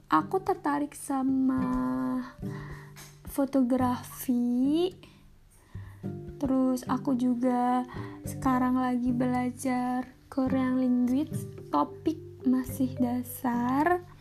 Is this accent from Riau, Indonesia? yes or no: no; Probolinggo, East Java, Indonesia; aku orang Probolinggo Probolinggo kalau ngomong orang Probolinggo tuh mungkin temen-temen di kampusku mungkin nggak tahu di mana itu Probolinggo